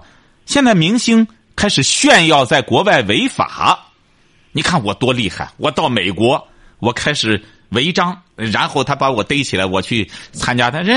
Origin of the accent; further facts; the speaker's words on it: China; 我是觉得你作为一个中国人也好，什么也好，你到国外，特别是我们中国人，他和他这个欧洲人啊，他很难融到一块儿。